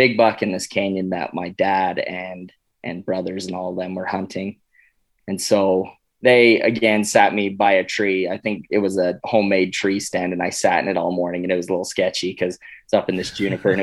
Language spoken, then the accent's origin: English; Cedar City, Utah, United States; I grew up in southern Utah in a town called Cedar City